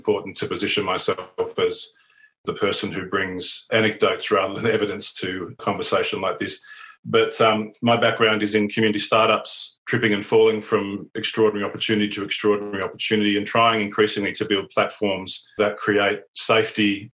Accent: Cootamundra, New South Wales, Australia; also born or lived in Redfern, Sydney; now in Sydney, Australia; I'm Wiradjuri. I was born on Wiradjuri country and grew up on Wiradjuri country in a little place called Cootamundra. Spent a fairly blissful childhood there with a big family.

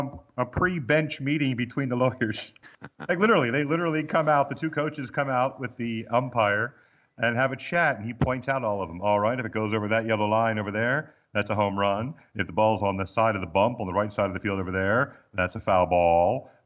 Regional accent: Baltimore, Maryland, United States; born there; also born or lived in Missouri; And then I was born in Baltimore, Maryland, as the fancy people say it, but Balmer.

